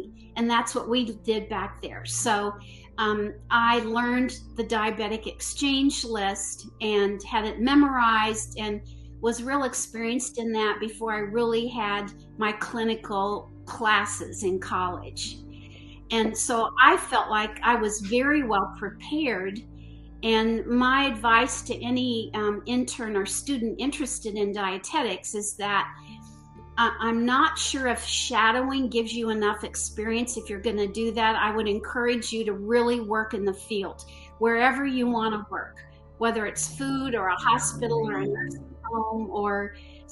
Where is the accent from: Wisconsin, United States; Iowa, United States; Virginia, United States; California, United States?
Iowa, United States; Iowa City; also born or lived in Texas / Dallas / San Antonio; now in Greensboro, United States; I grew up in Iowa City, Iowa, and I'm the daughter of a registered dietitian